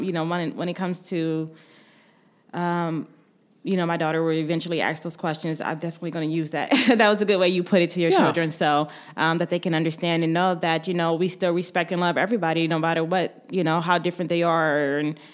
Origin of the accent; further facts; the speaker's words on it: Warren, Ohio, United States; moved away as an adult; now in Columbus, United States; I grew up in Warren, and I never knew of pride parade till I moved to Columbus